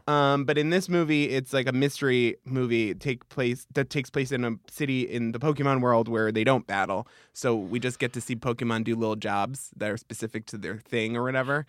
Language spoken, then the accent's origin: English; Long Island, New York, United States; I'm from Long Island.